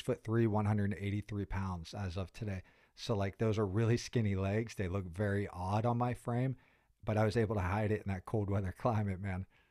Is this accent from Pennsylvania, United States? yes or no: yes; Pittsburgh, Pennsylvania, United States; moved away as an adult; I'm really proud about being from Pittsburgh. You know, I spent zero through twenty-two there